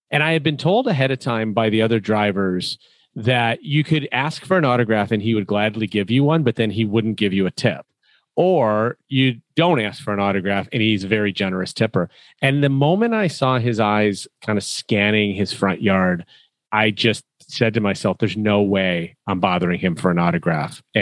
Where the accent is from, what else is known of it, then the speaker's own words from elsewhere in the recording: Chicago, Illinois, United States; When I said I was from Chicago, the first two words out of a local's mouth were Michael and Jordan.